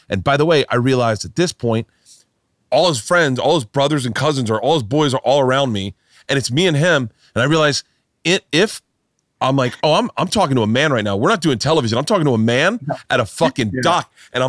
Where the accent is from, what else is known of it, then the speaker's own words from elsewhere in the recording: Florida, United States; growing up in Florida, I was obsessed.